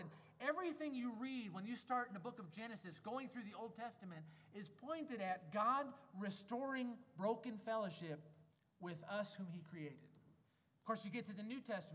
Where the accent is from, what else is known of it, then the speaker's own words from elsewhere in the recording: Wisconsin, United States; moved away as an adult; now in Germany; I grew up in Wisconsin. We know about cheese curds